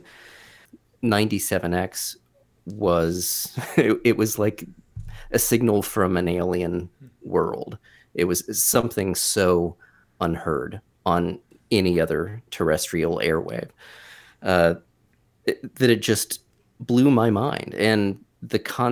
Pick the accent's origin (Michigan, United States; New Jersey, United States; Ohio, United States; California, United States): Ohio, United States; Wyoming; I grew up in Wyoming, Ohio, which is a northern suburb of Cincinnati